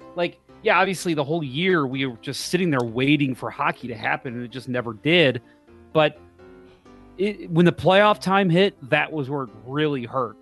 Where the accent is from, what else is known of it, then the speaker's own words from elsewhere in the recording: St. Charles, Missouri, United States; I grew up in Saint Charles, so, uh, I know the area well